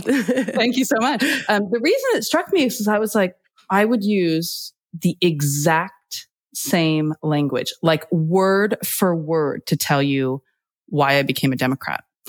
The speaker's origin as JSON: {"language": "English", "country": "United States", "moved": "as an adult", "lives_now": "United Kingdom"}